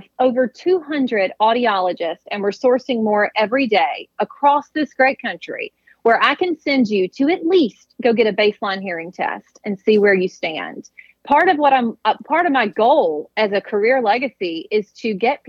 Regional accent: Mississippi, United States; growing up in Mississippi in a hunting family

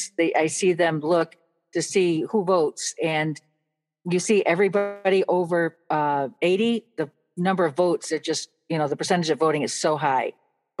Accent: Buffalo, New York, United States; I grew up in Buffalo

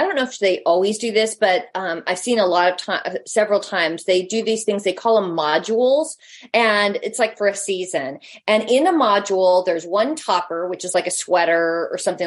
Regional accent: United States; we're American

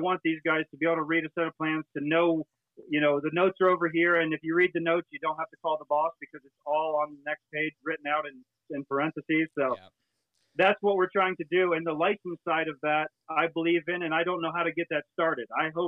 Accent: Florida, United States; and I come from Florida, like I said, I owned a small company.

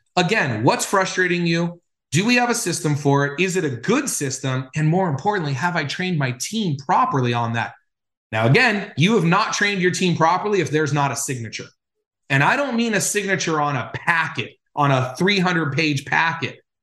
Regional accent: Los Angeles, California, United States; when I was growing up in Los Angeles

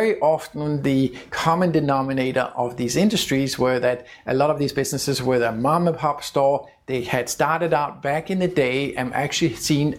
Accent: Denmark; my home country of Denmark

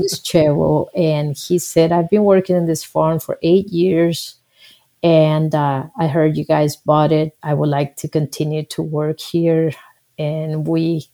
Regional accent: Costa Rica; English is a second language; moved away; also born or lived in Nebraska, United States; I was born in Costa Rica, and I came to the United States as an exchange student.

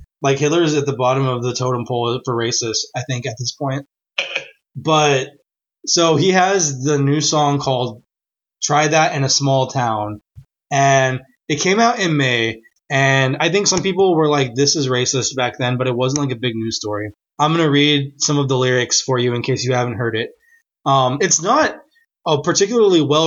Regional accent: Texas, United States; moved away; also born or lived in Nashville; We're from Texas.

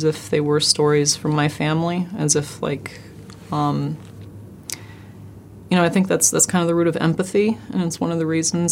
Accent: Blackfeet Reservation, Montana, United States; being Blackfeet and Nez Perce and growing up on the Blackfeet Reservation.

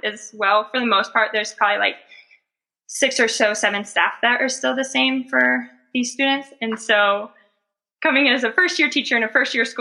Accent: Missouri, United States; moved away as an adult; now in Indianapolis, United States; I'm actually currently in Indianapolis, Indiana, but I'm from Missouri

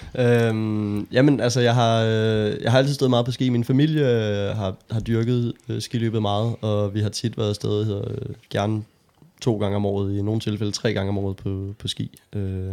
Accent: Holbæk, Zealand, Denmark; jeg er, øh, født og opvokset i Holbæk

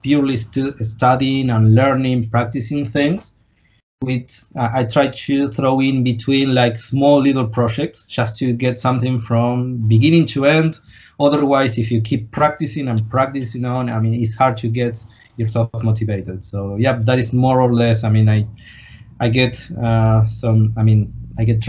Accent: Argentina; I'm from Argentina.

